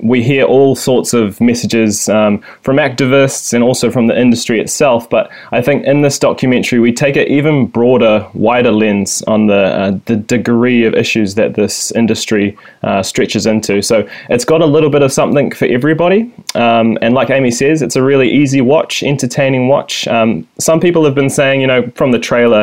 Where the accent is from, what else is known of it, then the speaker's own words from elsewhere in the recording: Kaikohe, Northland, New Zealand; I grew up in Te Tai Tokero, the far north, or the mid-north you could say, in a little valley called Otoa, just outside of Kaikohe.